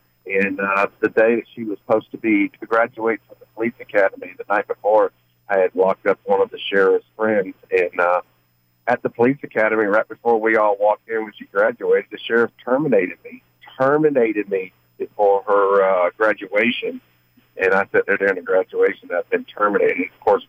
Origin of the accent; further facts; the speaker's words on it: Florida, United States; I am from the Florida area.